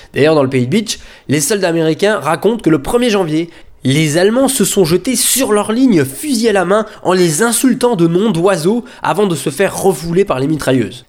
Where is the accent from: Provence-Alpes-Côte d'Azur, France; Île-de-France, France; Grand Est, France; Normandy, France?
Grand Est, France; Moselle-Est; chez nous, en Moselle-Est